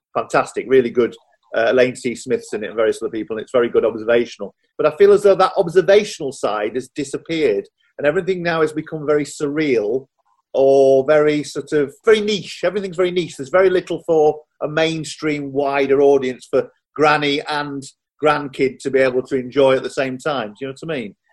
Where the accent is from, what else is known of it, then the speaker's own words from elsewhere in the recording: Doncaster, Yorkshire and the Humber, United Kingdom; I grew up in Doncaster